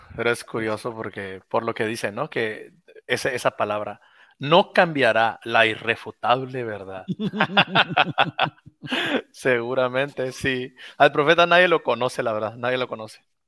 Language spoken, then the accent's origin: Spanish; Mexico; aquí en mi país